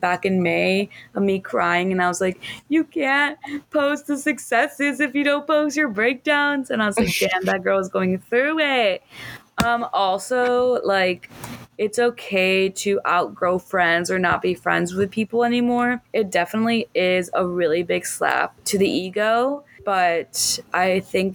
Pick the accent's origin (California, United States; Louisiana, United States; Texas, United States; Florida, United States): Florida, United States; Miami; moved away as an adult; also born or lived in Chicago; now in Miami, United States; I was born and raised in Miami in the 305